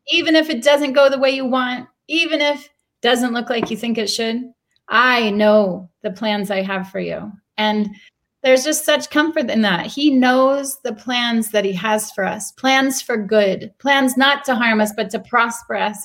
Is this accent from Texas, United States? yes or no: yes; Texas, United States; moved away as an adult; also born or lived in Haiti; now in Jerusalem, Israel; I come from Texas